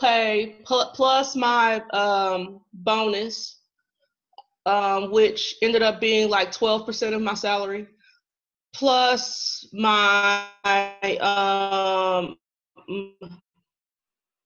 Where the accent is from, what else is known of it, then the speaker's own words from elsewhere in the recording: Central Illinois, United States; also born or lived in Chicago suburbs; I am originally from Central Illinois.